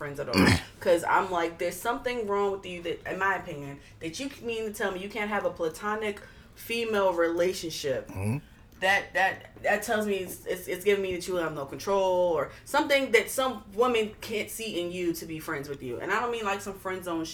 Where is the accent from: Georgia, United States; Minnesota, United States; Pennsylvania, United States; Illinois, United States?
Pennsylvania, United States; Philadelphia; now in Bowie, Maryland, United States; I'm from North Philly. We don't talk to neighbors